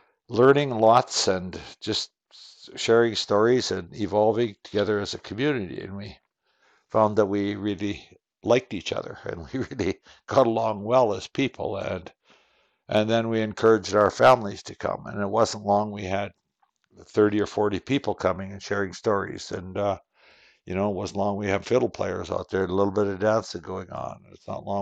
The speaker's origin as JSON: {"language": "English", "area": "Qu'Appelle Valley", "region": "Saskatchewan", "country": "Canada", "said": "I'm from Saskatchewan. I'm in the southern area of Saskatchewan, in an area known as the Qu'Appelle Valley."}